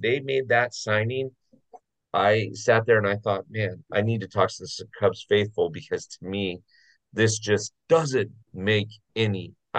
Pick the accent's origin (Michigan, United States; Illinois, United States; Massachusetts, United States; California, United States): Massachusetts, United States; Boston; I mean, I'm from Boston, right?